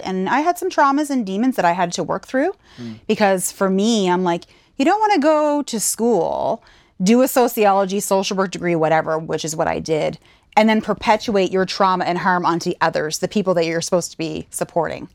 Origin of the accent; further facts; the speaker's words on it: Saint John, New Brunswick, Canada; moved away as an adult; also born or lived in Fredericton, New Brunswick / Alberta; now in Nova Scotia, Canada; born and raised in St. John, New Brunswick, just a province over.